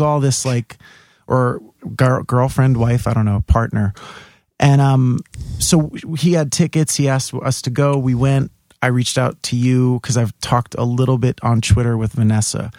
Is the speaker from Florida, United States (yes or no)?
no; New York City, New York, United States; also born or lived in Staten Island; I, grew up in Bay Ridge, and then when we were, I was 11, we moved to Staten Island